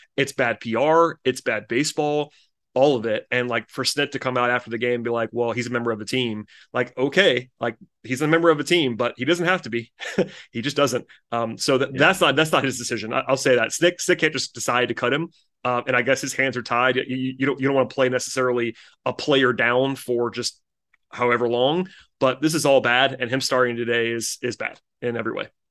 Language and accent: English; Gwinnett County, Georgia, United States; I grew up in Gwinnett County